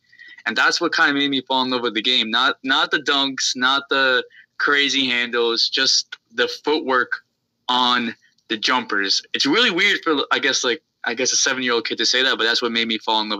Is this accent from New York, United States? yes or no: yes; New York, United States; the Knicks, because I'm from New York, New Jersey area.